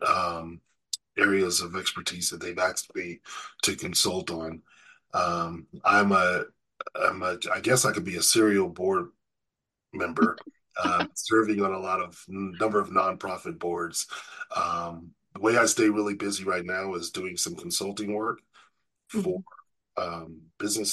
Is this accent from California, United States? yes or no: yes; Riverside, California, United States; I grew up in Riverside, California